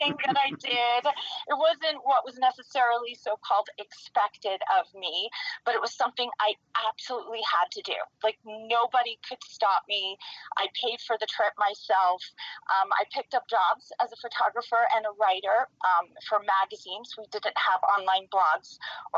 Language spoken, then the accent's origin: English; New York, United States; also born or lived in Western Massachusetts; now in Park City, United States; I grew up in New York